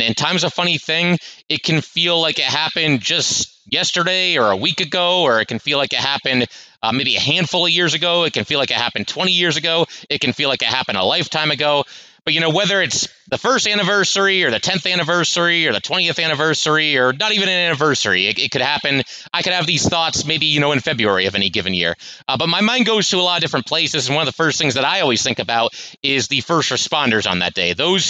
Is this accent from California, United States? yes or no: no; Connecticut, United States; I'm 15 years old. And, I grew up in Connecticut.